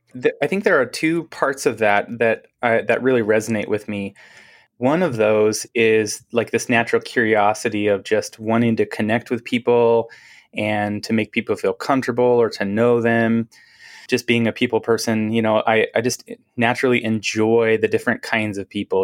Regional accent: Seattle, Washington, United States; now in Portland, United States; I'm from, originally from Seattle, grew up, uh, in the Seattle area, like, actually Seattle

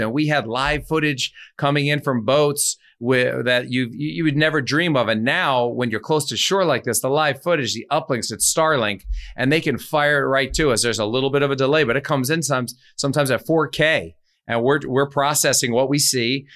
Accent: New York, United States; I'm from New York

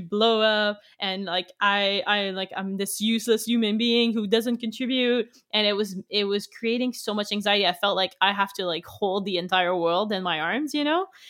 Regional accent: Canada; English is a second language; I'm French Canadian, so I'm from the French part of the country. Um, so English is my second language

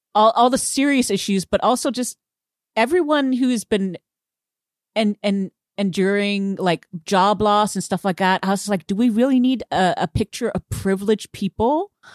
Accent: Houston, Texas, United States; I am from Houston, um, and I am Vietnamese

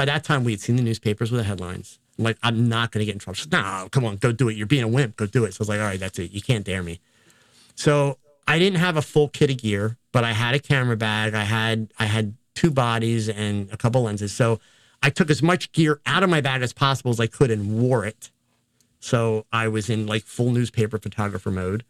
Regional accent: United States; being an American

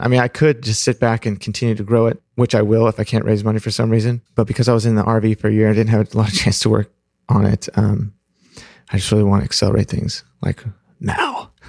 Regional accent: Pacific Northwest, United States; also born or lived in Fremont, California; I was born in Fremont, but when I was three, we moved up to the Pacific Northwest

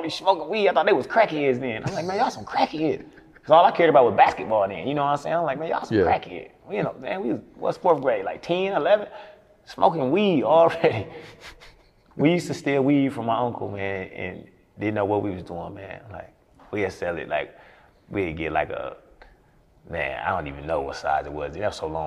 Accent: Milwaukee, Wisconsin, United States; moved away as an adult; now in Atlanta, United States; Milwaukee, Wisconsin. Born and raised in Milwaukee, Wisconsin.

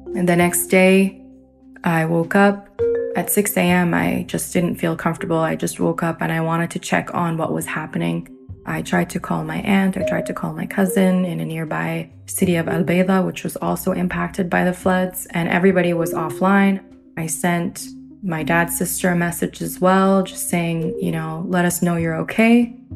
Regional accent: Ontario, Canada; also born or lived in Derna, Libya; I am a Canadian Libyan in Ontario, Canada. Both my dad's side and mother's side of my families originate from Derna

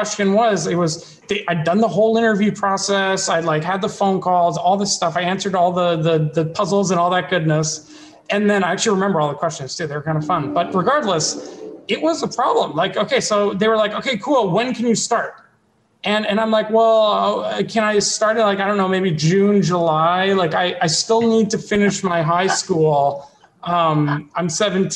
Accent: Ottawa, Ontario, Canada; moved away as an adult; now in United States; I am from Ottawa, Canada, where like I grew up.

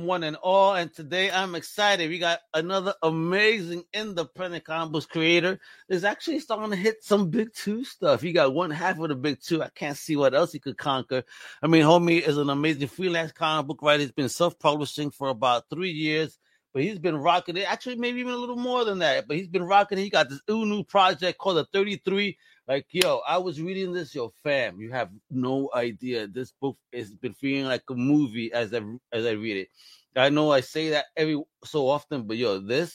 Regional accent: New York, United States; I'm a New Yorker

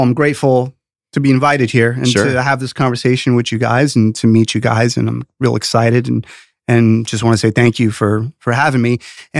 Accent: New York City, New York, United States; also born or lived in Rockland County; I was born in the Bronx and grew up in the city as a youngster. Then a teenager, we lived in the Rockland County area, Sleepy Hollow area, great place to grow up in New York.

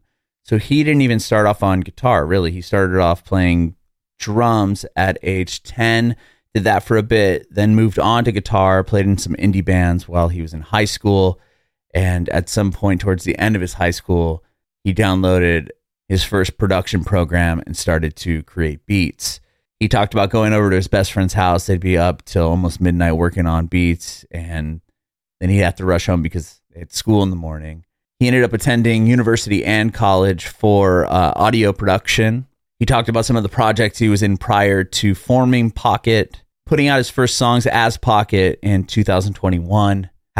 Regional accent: San Diego, California, United States; now in Nashville, United States; I'm originally from San Diego, California. So I had

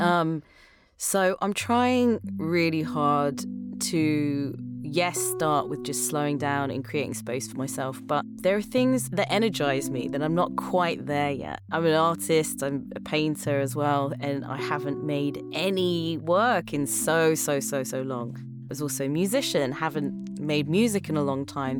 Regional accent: London, United Kingdom; accent: British; moved away; I grew up in England, uh, which is, well, in London

